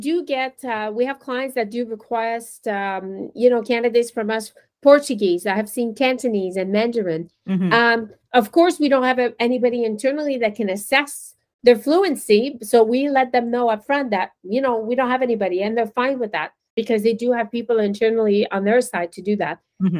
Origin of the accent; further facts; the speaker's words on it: Quebec, Canada; And I am a Quebecer, born and raised in Quebec, fluent in French.